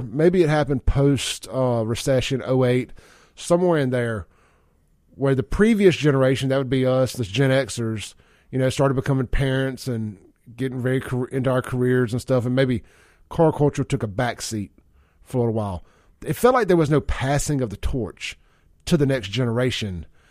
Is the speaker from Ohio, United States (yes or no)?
no; Jackson, Mississippi, United States; Growing up in South Jackson